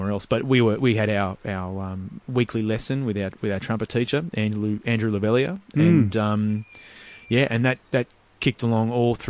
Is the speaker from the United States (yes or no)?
no; Montmorency, Victoria, Australia; Yeah, Montmorency.